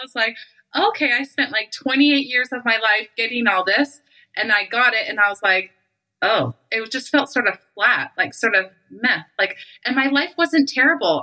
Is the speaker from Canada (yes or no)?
yes; Canada; also born or lived in Calgary, Alberta; I live in Calgary, Alberta. I'm Canadian